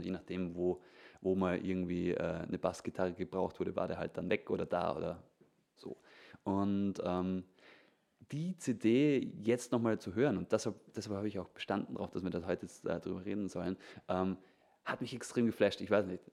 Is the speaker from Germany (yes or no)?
no; Vorarlberg, Austria; in Vorarlberg, da wo ich herkomme